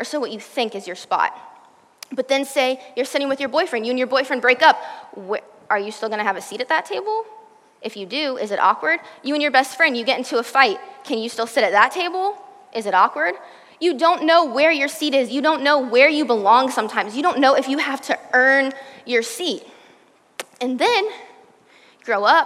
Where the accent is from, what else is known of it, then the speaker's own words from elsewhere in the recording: Virginia, United States; now in Texas, United States; I'm from Virginia.